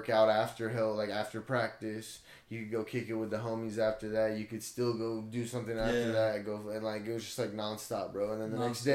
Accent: Blythe, California, United States; I played Pop Warner, but I played Pop Warner in Blythe. I grew up in Blythe

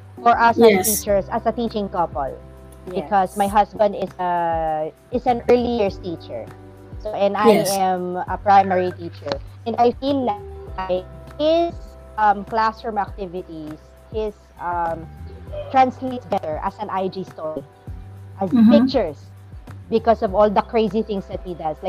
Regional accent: Philippines; English is a second language; I am Filipino

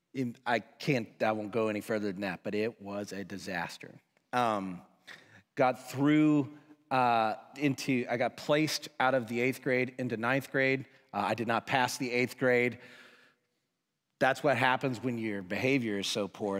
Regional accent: Woodstock, Georgia, United States; I was born and raised in Woodstock, Georgia, which is just outside of Atlanta.

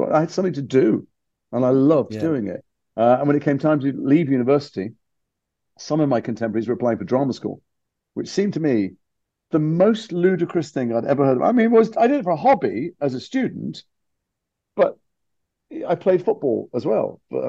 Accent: Liverpool, North West England, United Kingdom; I'm from Liverpool. I'm a very working class family.

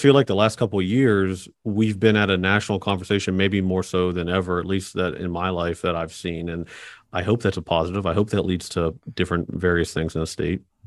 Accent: Kanawha County, West Virginia, United States; I'm from Kanawha

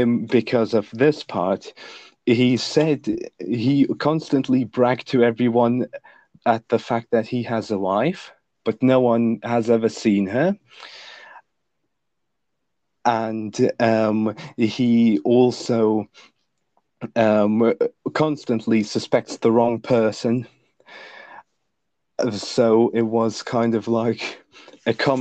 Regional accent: Lithuania; first language Lithuanian; English is a second language; my native language, Lithuanian

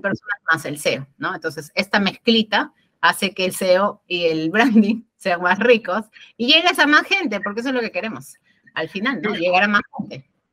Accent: Peru; de Perú

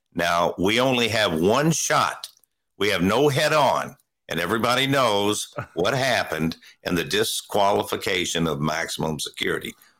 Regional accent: Louisville, Kentucky, United States; I was born and raised in Louisville

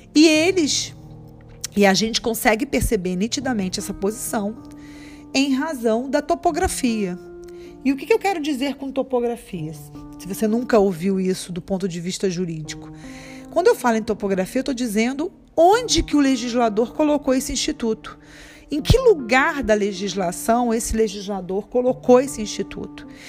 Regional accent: Rio de Janeiro, Brazil; accent: carioca; nós cariocas

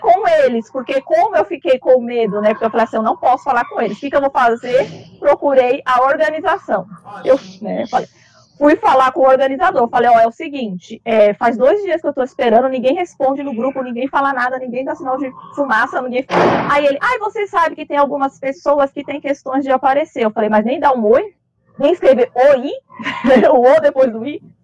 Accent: Brazil; eu sou brasileira

